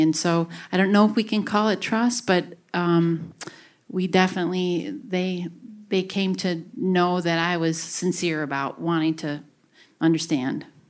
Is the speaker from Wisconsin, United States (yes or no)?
yes; Grafton, Wisconsin, United States; I grew up in Grafton and lived most of my life here.